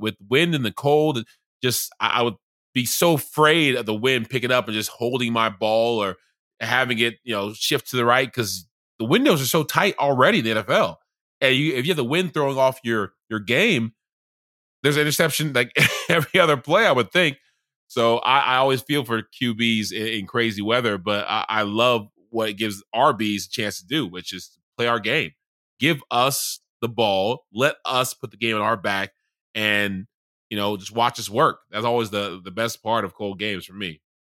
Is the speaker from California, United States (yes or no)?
no; Charleston, South Carolina, United States; moved away; also born or lived in Baltimore / Atlanta; I grew up in Charleston, South Carolina